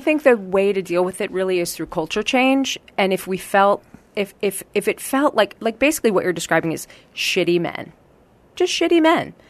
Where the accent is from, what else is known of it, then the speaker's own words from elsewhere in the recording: Marin County, California, United States; also born or lived in Los Angeles, California; I grew up in Marin County, California.